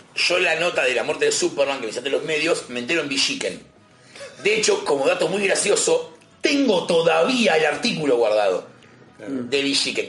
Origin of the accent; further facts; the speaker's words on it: Buenos Aires, Argentina; tengo la suerte de ser de capital.